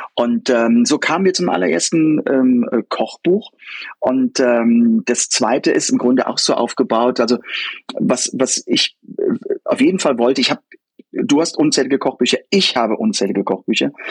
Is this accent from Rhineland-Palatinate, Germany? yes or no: yes; Koblenz, Rhineland-Palatinate, Germany; also born or lived in United States; ich komme nur aus Koblenz